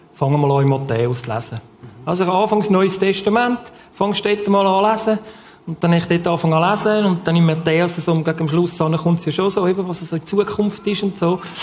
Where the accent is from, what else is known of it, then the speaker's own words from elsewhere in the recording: Switzerland; ich bin im Bachtloben aufgewachsen, also ich wohne immer noch dort